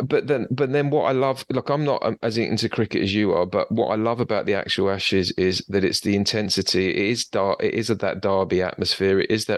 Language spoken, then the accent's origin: English; England, United Kingdom; now in Australia; as an Englishman